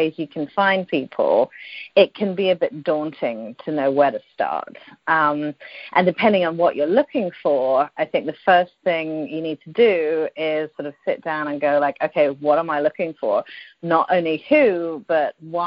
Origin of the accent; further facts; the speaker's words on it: United Kingdom; moved away as an adult; also born or lived in London / Dubai / Singapore; now in Silicon Valley, United States; I'm British originally, as you might tell by the accent.